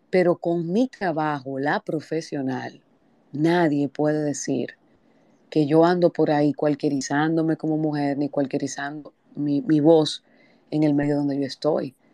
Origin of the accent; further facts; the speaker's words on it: San Cristóbal, Dominican Republic; yo vengo de San Cristóbal y esto no es nada político, esto es institucional.